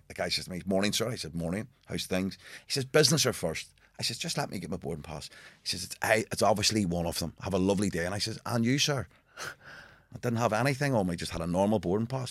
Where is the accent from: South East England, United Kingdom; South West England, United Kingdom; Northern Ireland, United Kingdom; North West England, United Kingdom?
Northern Ireland, United Kingdom; Belfast; growing up in Belfast